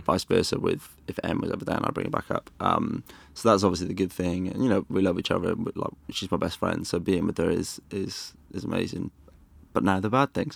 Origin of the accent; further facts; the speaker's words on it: Wales, United Kingdom; now in London, United Kingdom; I loved growing up in Wales